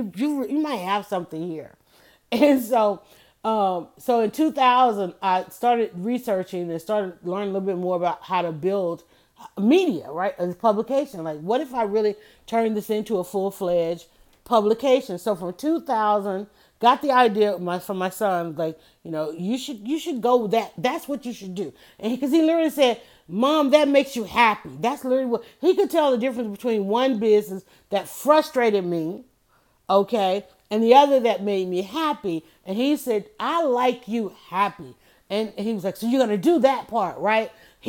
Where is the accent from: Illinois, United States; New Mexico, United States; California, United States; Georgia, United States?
Georgia, United States; Atlanta; because I was known all around the world and saying I was from Atlanta, everybody wanted to know about Atlanta.